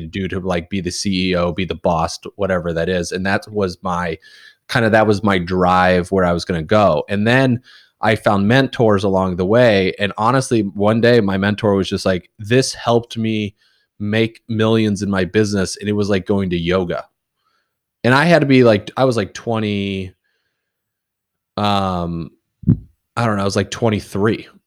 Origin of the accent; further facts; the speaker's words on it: Indiana, United States; moved away as an adult; also born or lived in Casper, Wyoming / Kansas / Alabama / Louisiana; now in New England, United States; I started kindergarten in Indiana, and then I was there until and I went to Purdue for university